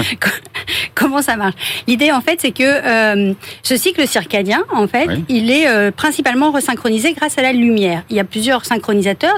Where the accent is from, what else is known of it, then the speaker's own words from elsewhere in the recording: Brest, Brittany, France; moved away as an adult; also born or lived in Toulouse / Paris; je suis née à Brest